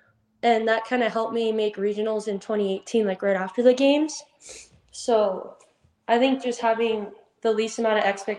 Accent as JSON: {"language": "English", "town": "Yucca Valley", "region": "California", "country": "United States", "tie": "born or raised there"}